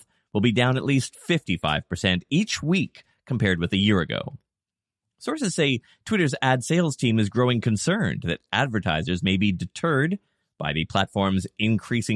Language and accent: English; Canada; as a Canadian